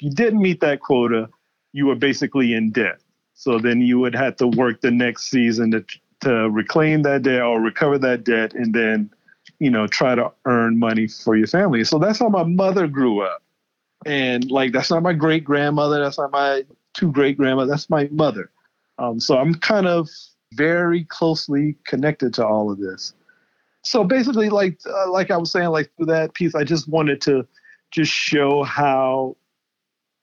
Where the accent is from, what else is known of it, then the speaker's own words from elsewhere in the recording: Charleston, South Carolina, United States; I'm born and raised in Charleston, South Carolina